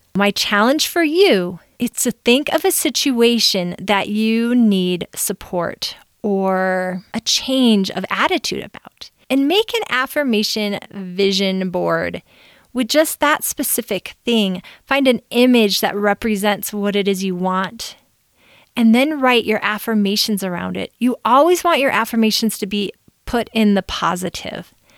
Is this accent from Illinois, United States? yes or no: yes; Chicago, Illinois, United States; also born or lived in Southern California; now in Utah, United States; I grew up in Chicago